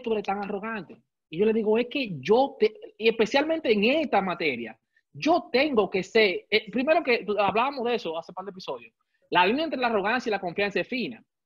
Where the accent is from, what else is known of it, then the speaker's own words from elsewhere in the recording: Santo Domingo, Distrito Nacional, Dominican Republic; yo soy criado y nacido en Gualey, Santo Domingo